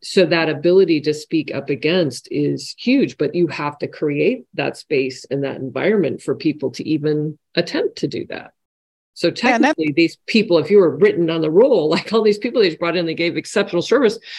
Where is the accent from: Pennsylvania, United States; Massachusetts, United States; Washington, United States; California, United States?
Washington, United States; home state where Costco started; it started in my home state that I grew up